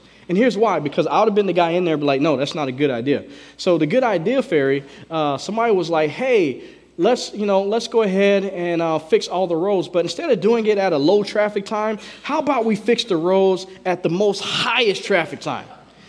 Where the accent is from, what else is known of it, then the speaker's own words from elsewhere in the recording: Southern United States, United States; now in Washington State, United States; You know, we're from the South, man. And I didn't have road rage until I moved up here.